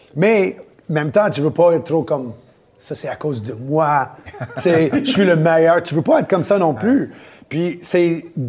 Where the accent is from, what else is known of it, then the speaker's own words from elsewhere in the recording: Laval, Quebec, Canada; also born or lived in Montreal / Orlando; né, à Montréal, à cartierville Ville-Saint-Laurent, quand j'étais jeune. On a déménagé à Laval. J'étais là pour euh, la plupart de mon, ma jeunesse